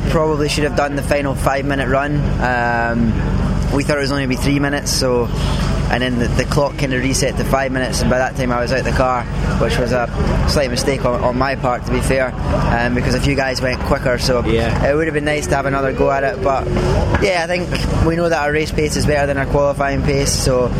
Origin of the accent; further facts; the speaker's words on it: Scotland, United Kingdom; now in Zurich, Switzerland; I'm Scottish